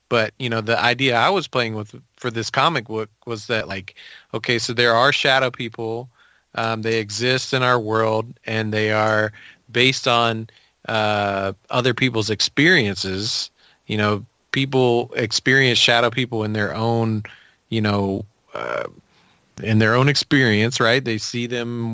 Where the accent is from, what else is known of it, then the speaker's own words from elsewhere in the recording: Memphis, Tennessee, United States; also born or lived in Nashville, Tennessee; I grew up in Memphis